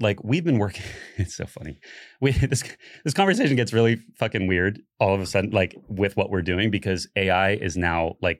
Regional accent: Florida, United States; I think like realizing that you guys like kind of originated it here in Florida, and I came from Florida.

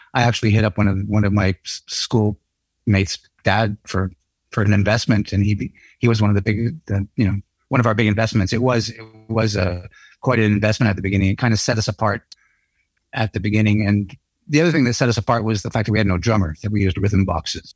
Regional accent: Canada; being Canucks, you know, being Canadian

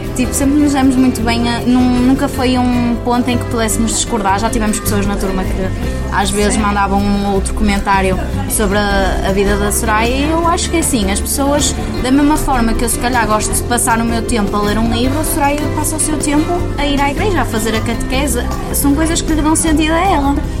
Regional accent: Vila Nova de Gaia, Norte, Portugal; tenho 21 anos, sou de Gaia, sou trabalhadora estudante, trabalho no Porto

